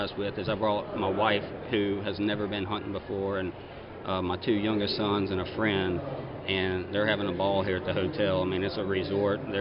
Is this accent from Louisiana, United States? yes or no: yes; Zachary, Louisiana, United States; I was born and raised in Zachary, Louisiana, and grew up there.